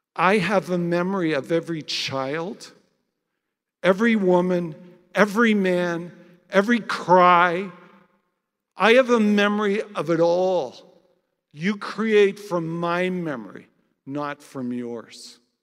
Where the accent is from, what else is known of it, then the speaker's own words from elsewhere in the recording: Canada; I'm Canadian and I'm a non Jew